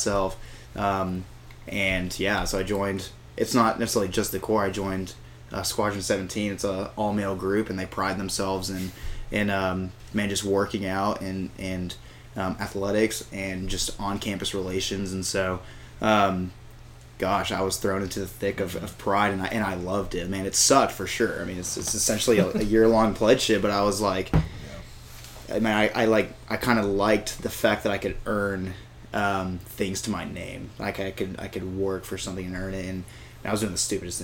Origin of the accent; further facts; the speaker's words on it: San Antonio, Texas, United States; I'm from San Antonio